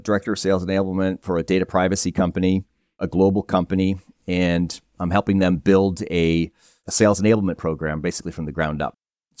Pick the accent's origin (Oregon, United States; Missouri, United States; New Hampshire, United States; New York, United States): New Hampshire, United States; I'm a guy from Northern New Hampshire, and his way of out was, let's join the Coast Guard. Let's get the heck out of here.